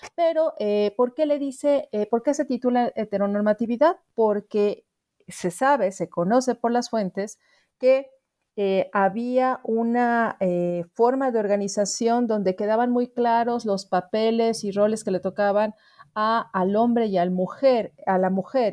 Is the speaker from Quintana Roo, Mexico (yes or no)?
no; Mexico City, Mexico; soy antropóloga originaria de la Ciudad de México